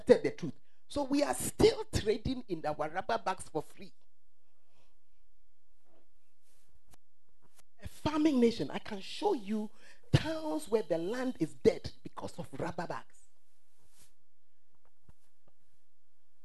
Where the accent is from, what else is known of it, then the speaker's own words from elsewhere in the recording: Ghana; the truth of us as Ghanaians